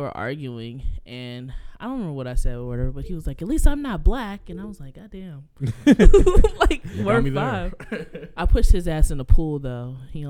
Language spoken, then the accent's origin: English; Kentucky, United States; moved away; I'm from Kentucky, as you all know.